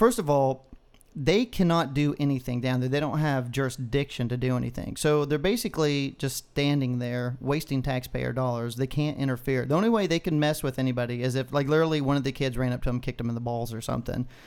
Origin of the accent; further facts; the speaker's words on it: Texas, United States; as a Texan